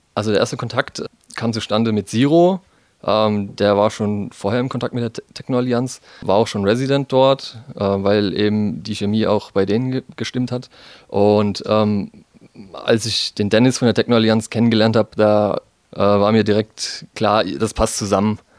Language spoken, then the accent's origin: German; Heidelberg, Baden-Württemberg, Germany; bei uns in Heidelberg